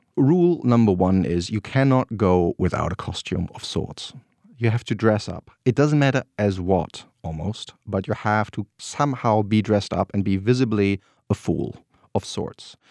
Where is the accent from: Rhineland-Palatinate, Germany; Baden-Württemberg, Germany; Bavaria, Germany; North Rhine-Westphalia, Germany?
North Rhine-Westphalia, Germany; born or raised there